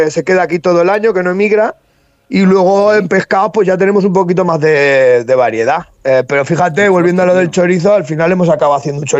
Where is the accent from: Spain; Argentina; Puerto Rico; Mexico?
Spain; Castilla-La Mancha; moved away; como decimos en, en La Mancha